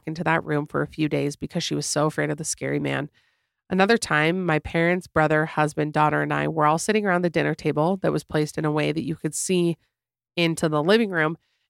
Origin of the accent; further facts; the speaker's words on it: Florida, United States; So I grew up in Florida, and my family and I were driving home from somewhere at night.